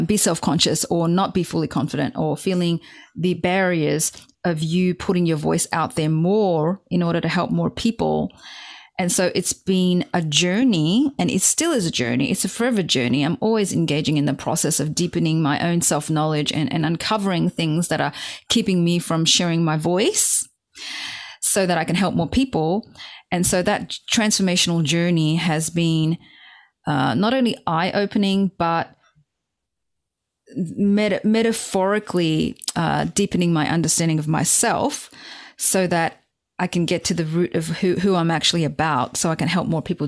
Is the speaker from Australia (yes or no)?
yes; Sydney, New South Wales, Australia; also born or lived in Hong Kong; I was born in Hong Kong, and when I was 7 years old, my family moved to Sydney, Australia, where I grew up.